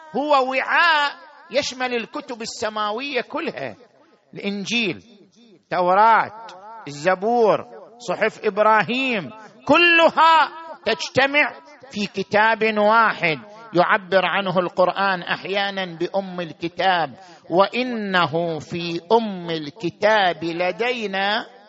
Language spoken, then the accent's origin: Arabic; Qatif, Eastern Province, Saudi Arabia; في بلدنا القطيف